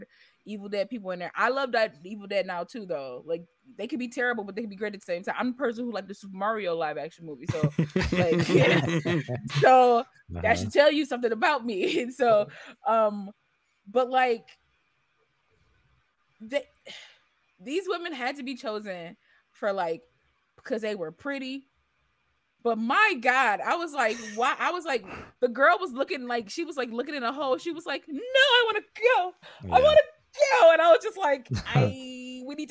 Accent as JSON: {"language": "English", "region": "Michigan", "country": "United States", "said": "I'm from Michigan too"}